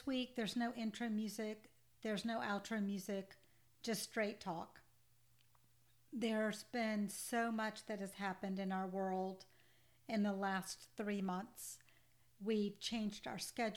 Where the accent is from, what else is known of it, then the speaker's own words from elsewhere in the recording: Georgia, United States; I grew up in the South in Georgia in the 1970s